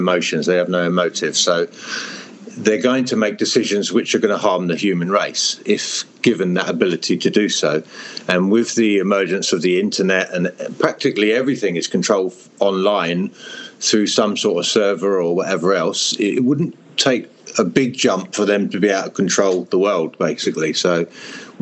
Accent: Hertfordshire, East of England, United Kingdom; moved away; also born or lived in Europe; I am from England in Hertfordshire, which is very green and rural

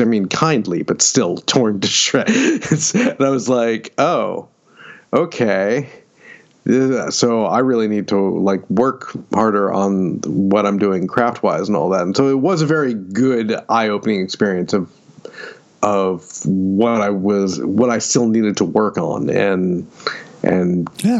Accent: Syracuse, New York, United States; moved away as an adult; also born or lived in Pennsylvania; now in Austin, United States; I grew up just outside of Syracuse

